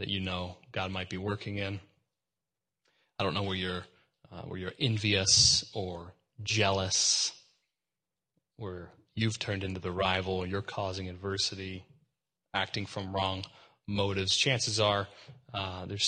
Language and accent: English; Texas, United States; I'm from Texas